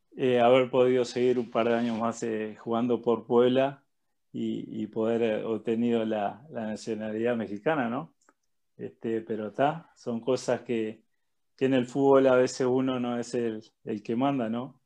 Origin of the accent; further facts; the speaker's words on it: Uruguay; moved away as an adult; somos uruguayos los dos